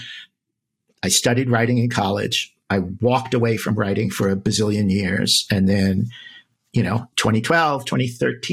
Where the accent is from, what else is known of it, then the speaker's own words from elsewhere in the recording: East Coast, United States; now in New York City, United States; I'm from the East Coast originally.